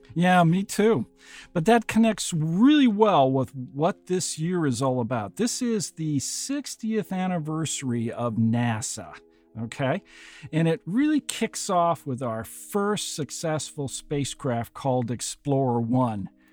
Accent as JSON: {"language": "English", "town": "Burlington", "region": "Iowa", "country": "United States", "tie": "born or raised there", "said": "I was born and raised in Burlington, Iowa. It's just a small town, uh, on the Mississippi"}